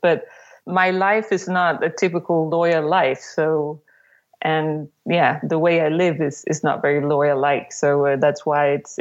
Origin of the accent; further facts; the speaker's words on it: Copenhagen, Capital Region of Denmark, Denmark; I am from Copenhagen in Denmark